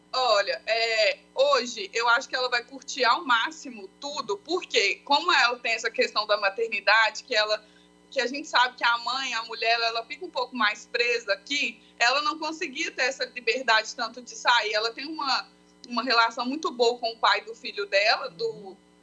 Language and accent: Portuguese; Esmeraldas, Minas Gerais, Brazil; now in Belo Horizonte, Brazil; nós nascemos em Esmeraldas, né? Ah. Mas aí nós moramos em BH.